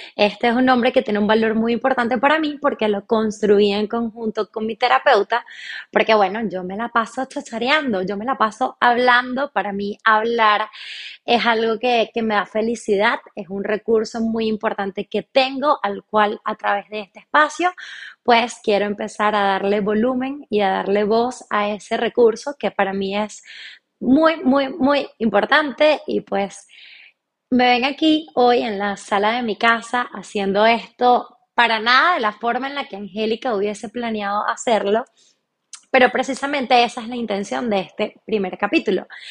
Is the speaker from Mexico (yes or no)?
no; Venezuela; moved away as an adult; also born or lived in Chile; now in Argentina; pues soy venezolana. Actualmente estoy viviendo en Argentina, tengo casi seis meses viviendo en este hermoso país. Me vine para Argentina después de vivir cinco años y medio en Chile, donde Previamente viví 23 años de mi vida en Venezuela